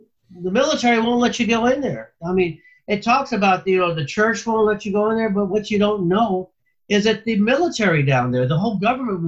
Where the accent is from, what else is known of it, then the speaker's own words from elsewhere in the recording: California, United States; now in Florida, United States; I was born in California